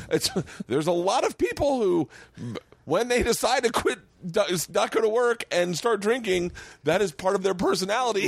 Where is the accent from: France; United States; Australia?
United States; Florida; moved away; when I was a kid growing up in Florida